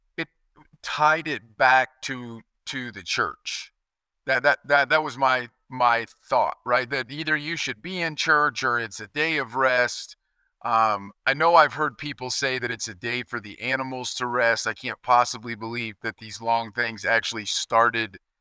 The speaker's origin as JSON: {"language": "English", "region": "Kansas", "country": "United States", "tie": "born or raised there", "moved": "yes", "said": "I grew up in Kansas where we could hunt seven days a week"}